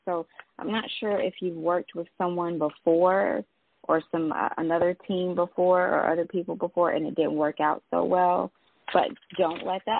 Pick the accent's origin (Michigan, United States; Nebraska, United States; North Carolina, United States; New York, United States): North Carolina, United States; also born or lived in Durham, North Carolina; now in Atlanta, United States; Yes, I'm 919. I live in Atlanta now, but from Georgia. I'm from North Carolina